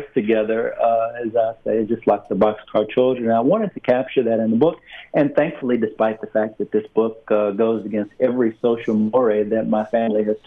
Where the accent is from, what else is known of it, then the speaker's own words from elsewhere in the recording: the South, United States; I say this as a Southerner first and foremost